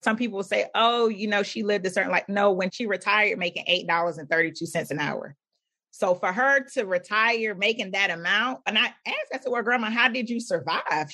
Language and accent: English; Philadelphia, Pennsylvania, United States; born or raised there